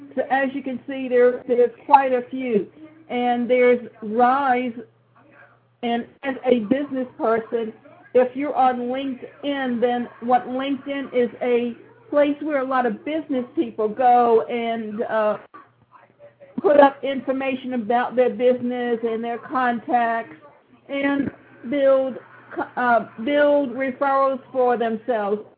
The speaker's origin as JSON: {"language": "English", "town": "Savannah", "region": "Georgia", "country": "United States", "tie": "born or raised there", "said": "my hometown, which is Savannah, Georgia. And so the picture that defines me is the one that's a fountain that's in Forsyth Park where I grew up"}